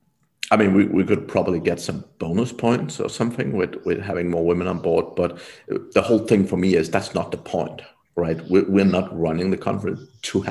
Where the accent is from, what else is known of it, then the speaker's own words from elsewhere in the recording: Denmark; moved away; I'm from Denmark originally myself